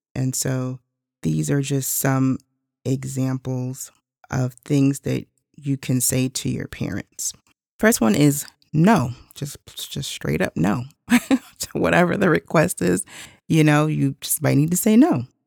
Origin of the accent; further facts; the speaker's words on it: United States; I'm actually Haitian American. So my mother and father are both from Haiti, and I was born here in the States